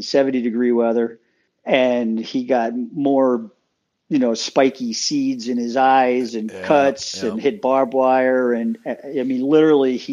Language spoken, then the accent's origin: English; Eastern Long Island, New York, United States; I grew up on Long Island in New York, and back at a time when Long Island, at least Eastern Long Island where I grew up